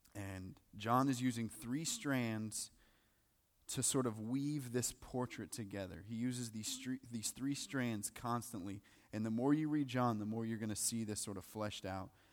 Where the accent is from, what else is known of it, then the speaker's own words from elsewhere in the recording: the South, United States; you go to church, for sure, 'cause we're from the South